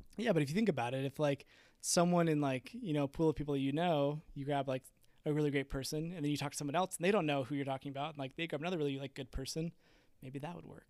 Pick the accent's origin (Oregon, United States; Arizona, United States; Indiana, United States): Arizona, United States; Peoria; I was born and raised in Arizona. Um, I grew up in Peoria, Arizona, which is kinda like Northwest Phoenix.